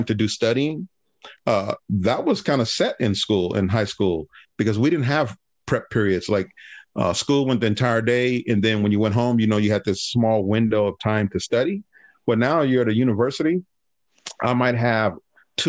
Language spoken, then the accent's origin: English; Los Angeles, California, United States; also born or lived in Berkeley, California; growing up in Harbor City